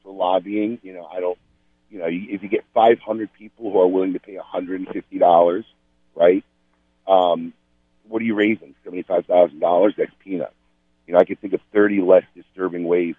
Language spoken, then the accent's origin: English; Chicago, Illinois, United States; moved away; I'm in my hometown, giving my kids a tour of where I grew up